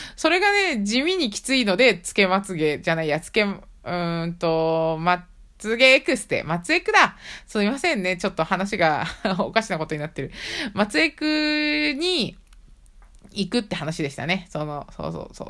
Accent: Tochigi, Japan; 地元栃木なんですけれども

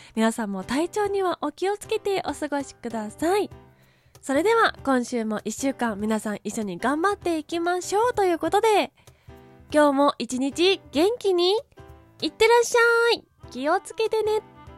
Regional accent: Kanto, Japan; 私は生まれも育ちも関東なので

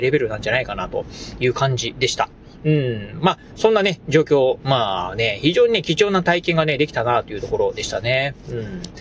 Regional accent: Kochi, Japan; moved away as an adult; 18年間ですか、えー、高知にですね、えー、高知で生まれ育った人間

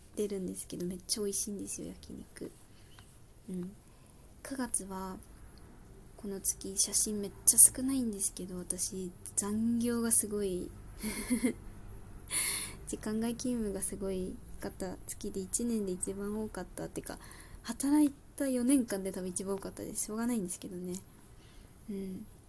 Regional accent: Saitama, Japan; moved away; 私地元は埼玉でして

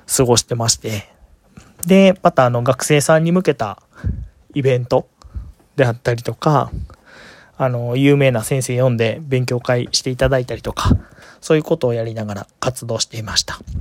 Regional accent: Kyoto, Japan; 生まれも育ちも京都

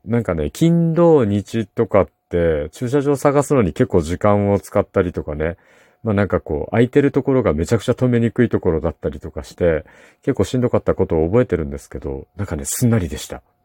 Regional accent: Kumamoto, Japan; 私の地元の熊本

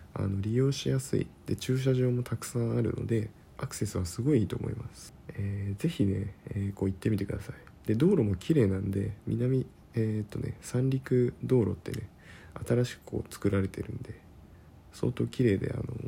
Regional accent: Kyushu, Japan; moved away as an adult; 僕、地元九州だったんで、その時九州にいました。

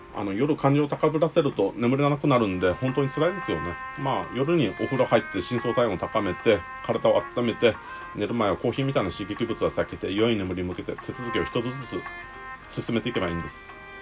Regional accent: Okinawa, Japan; accent: Okinawan intonation; 僕はもう生まれも育ちもうちなですね。

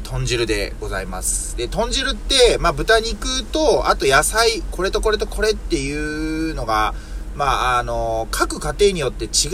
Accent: Yokkaichi, Mie, Japan; 僕の住んでいる三重県四日市市はね、というかまあ僕の実家がというか、この地域もそうなんですけども

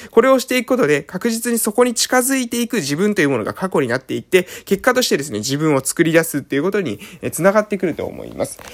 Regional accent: Japan; 今出身の、えー、村に住んでます

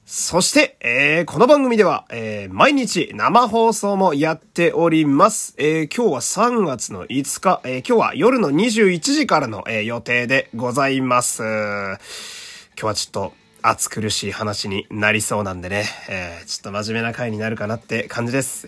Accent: Fukui, Japan; 私の地元の福井

